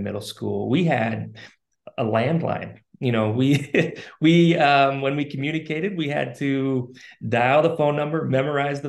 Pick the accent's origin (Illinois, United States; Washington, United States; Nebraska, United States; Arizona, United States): Washington, United States; Spokane; I was born and raised in Spokane, Washington